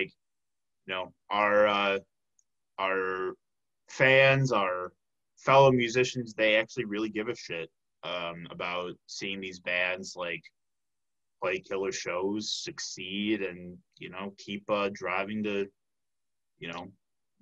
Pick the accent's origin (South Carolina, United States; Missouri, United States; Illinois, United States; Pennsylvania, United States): Illinois, United States; Chicago; now in Milwaukee, United States; I'm from the Chicago area, like, I have friends that are still there